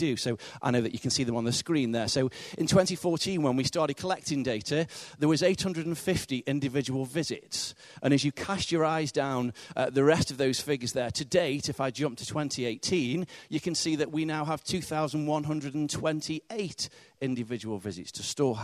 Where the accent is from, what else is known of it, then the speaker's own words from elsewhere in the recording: the north of England, United Kingdom; accent: northern; my northern accent